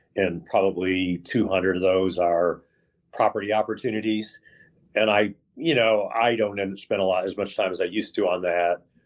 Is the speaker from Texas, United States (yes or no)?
yes; Dallas, Texas, United States; moved away as an adult; also born or lived in Western New York / Houston, Texas / Austin, Texas; now in California, United States; I moved to Texas when I was five, okay. and uh, and I and I lived in Texas uh, from five to forty four, uh, Dallas, a little bit in Houston